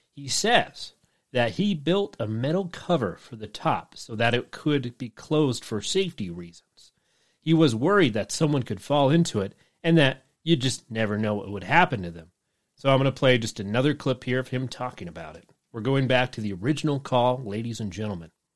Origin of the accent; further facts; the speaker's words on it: Utah, United States; we're from Utah